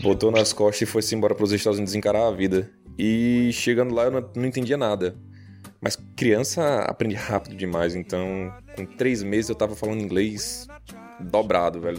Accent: Recife, Pernambuco, Brazil; moved away as an adult; now in United States; principalmente morando em Recife, eu sou pernambucano nato

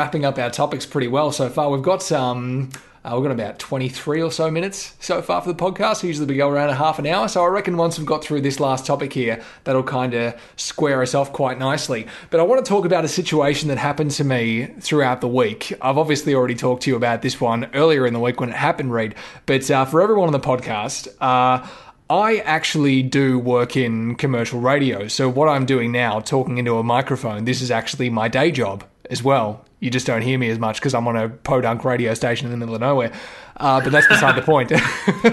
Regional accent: Victoria, Australia; we're from Victoria, so we say Grant

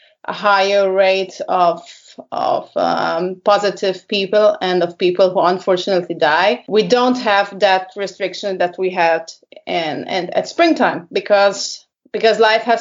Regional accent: Budapest, Hungary; also born or lived in Germany; I lived a couple of years in Germany, but I moved back to my hometown, Budapest, which is the capital of Hungary

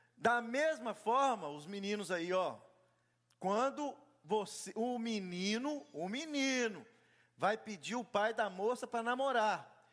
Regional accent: Brazil; moved away

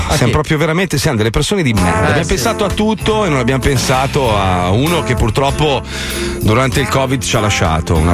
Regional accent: Italy; Io sono italiano

